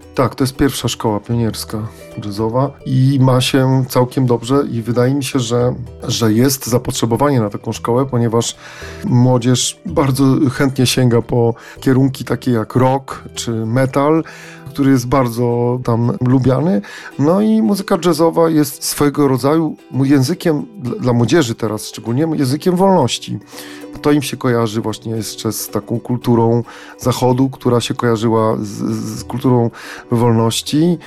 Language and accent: Polish; Poland; my z Polski